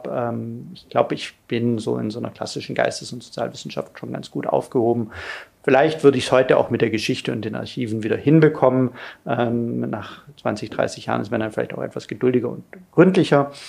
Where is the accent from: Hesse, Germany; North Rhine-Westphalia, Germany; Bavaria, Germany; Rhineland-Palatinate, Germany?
Bavaria, Germany; also born or lived in Ulm; ich bin geboren in Ulm, also von Haus aus ein Schwabe. Äh, ein württembergischer, bin dann aber in den bayerischen Wald gezogen